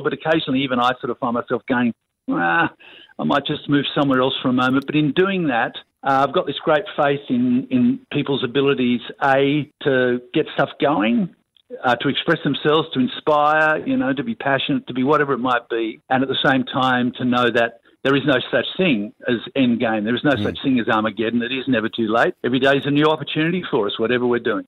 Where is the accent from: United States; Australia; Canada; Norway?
Australia; as an Australian and someone who loves the country that much